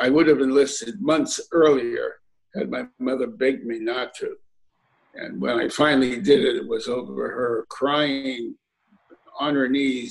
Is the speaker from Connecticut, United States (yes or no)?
yes; Hartford, Connecticut, United States; also born or lived in New Haven, Connecticut; Born in New Haven, raised in Hartford, lived those years in New Haven with my grandparents